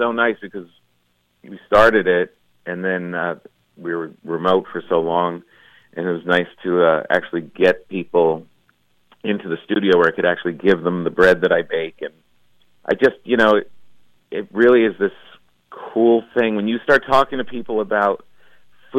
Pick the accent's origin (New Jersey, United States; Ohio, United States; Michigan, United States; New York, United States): New Jersey, United States; I grew up in New Jersey